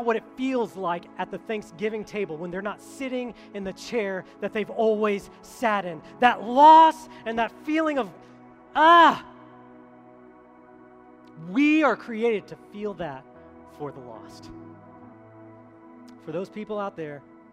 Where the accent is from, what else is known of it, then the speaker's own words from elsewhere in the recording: Colorado, United States; moved away; I'm from Colorado